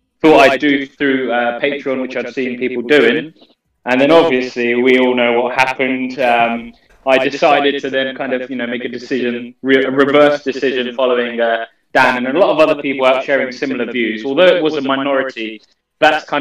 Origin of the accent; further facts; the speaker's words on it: Bedfordshire, East of England, United Kingdom; I'm from Bedfordshire.